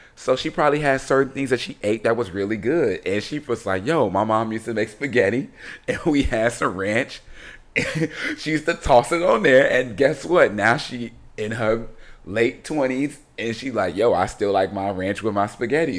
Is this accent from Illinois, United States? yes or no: yes; Chicago, Illinois, United States; I'm from Chicago